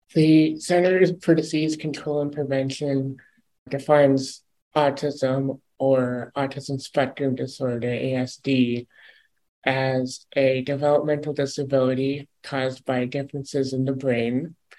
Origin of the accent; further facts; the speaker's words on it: Ann Arbor, Michigan, United States; my own what's called a Part 15 radio station in my hometown of Ann Arbor